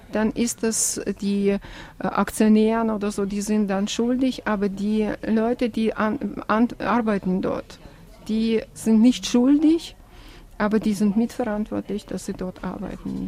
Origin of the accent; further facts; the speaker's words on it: Russia; German is a second language; moved away as an adult; now in Switzerland; ich bin Russin